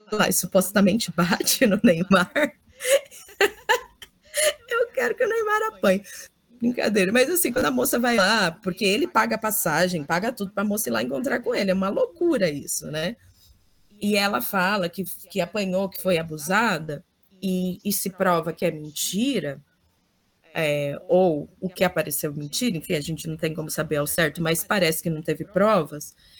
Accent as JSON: {"language": "Portuguese", "country": "Brazil", "said": "enquanto brasileira"}